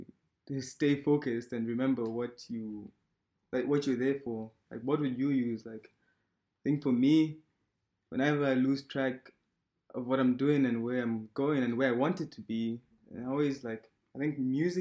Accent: Malawi; now in Germany; I'm in Germany and I'm originally from Malawi.

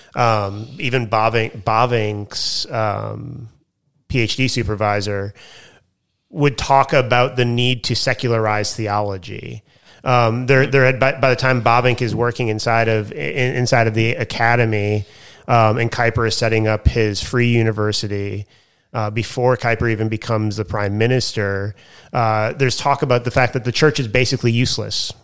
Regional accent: United States; now in Australia; I'm the American teaching the Australian culture course

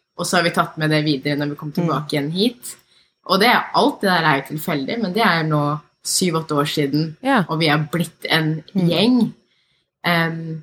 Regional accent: Norway; jeg er født og oppvokst her

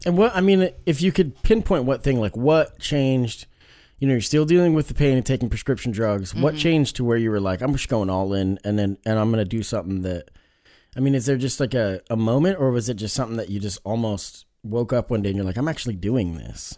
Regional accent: Springfield, Oregon, United States; growing up in the Springfield area, Springfield, Eugene, Springfield's got such a bad reputation when it comes to meth

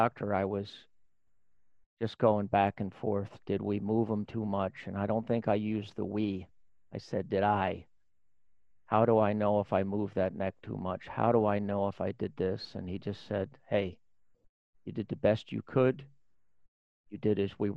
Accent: New York, United States; moved away as an adult; also born or lived in Indiana; I chose to leave my home state of New York

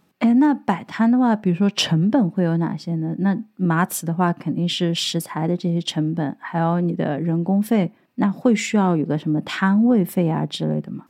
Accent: Sichuan, China; now in Dublin, Ireland; 我作为一个四川人

